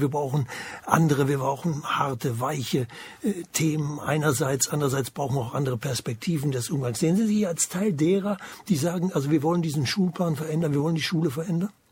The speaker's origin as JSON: {"language": "German", "region": "eastern Germany", "country": "Germany", "said": "bei uns im Osten, wir im Osten"}